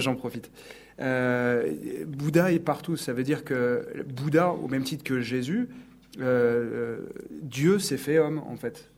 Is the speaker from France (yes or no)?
yes; Sablé-sur-Sarthe, Pays de la Loire, France; moved away as an adult; now in Paris, France; je viens de Sablé-sur-Sarthe donc c'est une petite ville donc dans la Sarthe